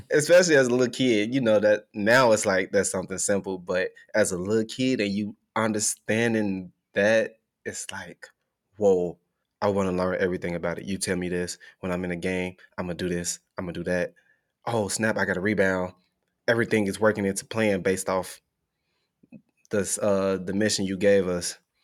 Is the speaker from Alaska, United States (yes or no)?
no; Chicago, Illinois, United States; moved away as an adult; now in Oklahoma, United States; growing up in Chicago